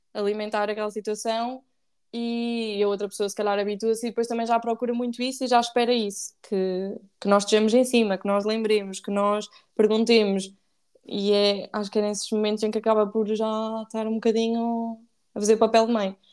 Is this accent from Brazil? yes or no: no; Ílhavo, Aveiro District, Portugal; Sou de Ilhavo, que é uma terra, é a capital do mundo, digo. Não, que é em Aveiro